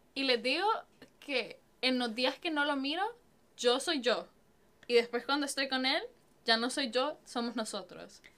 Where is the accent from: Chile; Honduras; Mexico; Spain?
Honduras; now in San Antonio, United States; Yo soy de Honduras